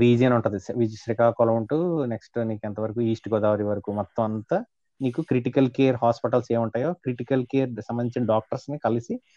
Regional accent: Kakinada, Andhra Pradesh, India; also born or lived in Visakhapatnam; intermediate మా ఊరు కాకినాడ

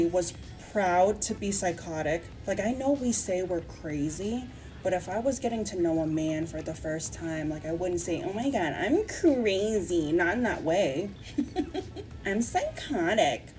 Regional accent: United States; as an American

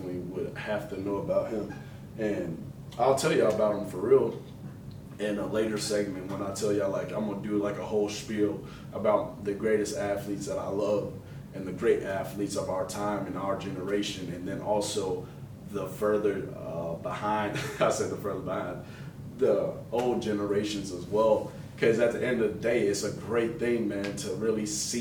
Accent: Chicago, Illinois, United States; I am from Chicago

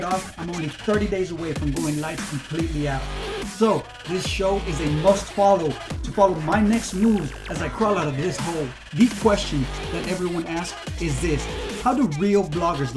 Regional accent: South Texas, United States; also born or lived in Mexico; I was born and raised in South Texas, just because everything that I know is South Texas, man. Born and raised here.

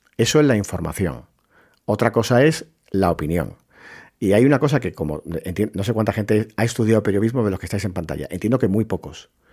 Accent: Puerto Real, Andalusia, Spain; moved away; cuando fui era pequeño, en mi pueblo, en Puerto Real, en la Bahía de Cádiz

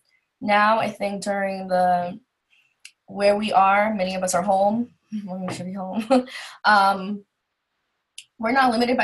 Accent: New York City, New York, United States; we're both from Queens, New York

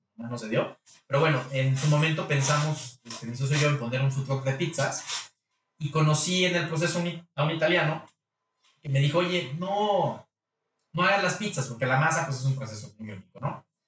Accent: Mexico; los mexicanos somos, los latinos somos muy emocionales

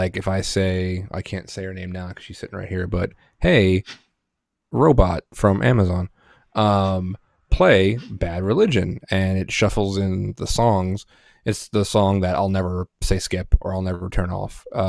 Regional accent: New Jersey, United States; Then again, I'm from New Jersey.

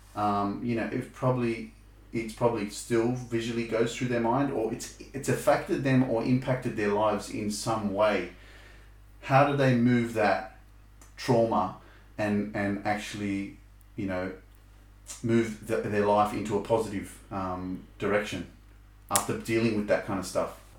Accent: Australia; I was lucky enough to be born in Australia

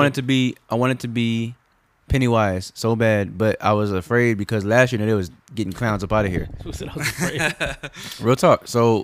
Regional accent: Live Oak, Texas, United States; When me and Sean were kids, we grew up in Live Oak.

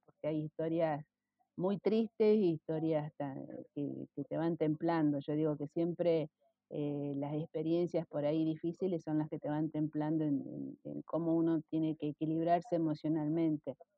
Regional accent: Rosario, Santa Fe, Argentina; yo nací en Rosario

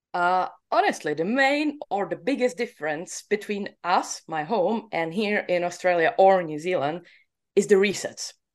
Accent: Czechia; I'm from Czech Republic

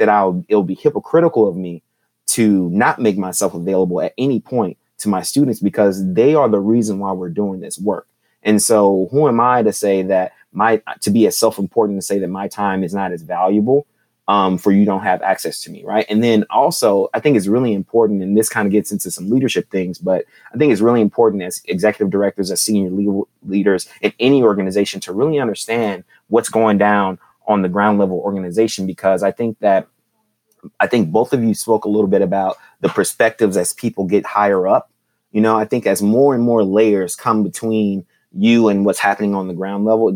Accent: Houston, Texas, United States; moved away as an adult; also born or lived in Washington, D.C.; I was born and raised in Houston, Texas

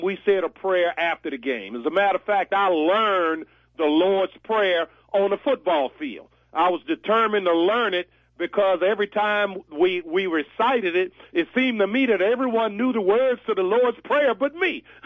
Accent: Virginia, United States; my home state of Virginia

